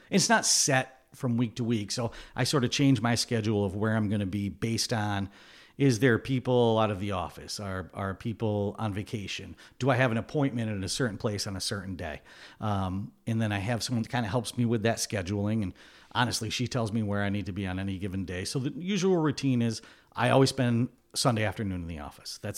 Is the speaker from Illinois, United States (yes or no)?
no; Glens Falls, New York, United States; Born, raised, went to college out in Syracuse. I, I ended up back in Glens Falls after college.